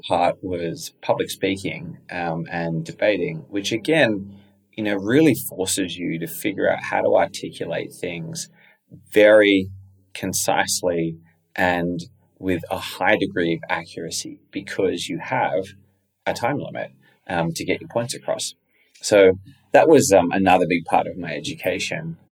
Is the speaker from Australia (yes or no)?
yes; Australia; I was fortunate to grow up there